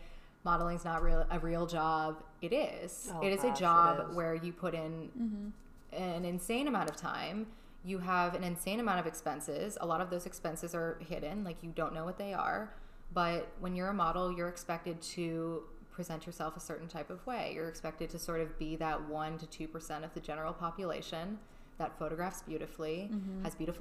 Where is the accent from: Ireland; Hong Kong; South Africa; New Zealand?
Hong Kong; moved away as an adult; also born or lived in Chicago; now in United States; I spent 16 years in Hong Kong. Mm-hmm. I wasn't, like, born there, but we moved there before I was 2 years old. I spent, basically, my whole life there